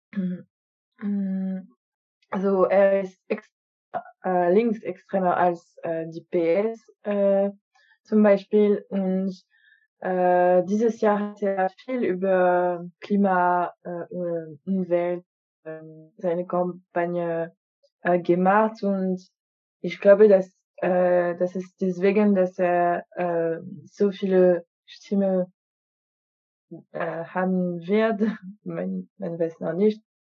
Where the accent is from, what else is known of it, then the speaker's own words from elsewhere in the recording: France; German is a second language; Ja, ich bin Französin.